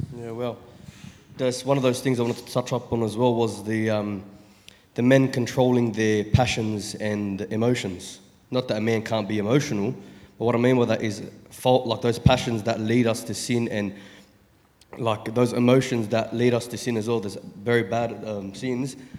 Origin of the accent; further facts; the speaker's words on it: Sydney, New South Wales, Australia; I'm 27, from Sydney, Chester Hill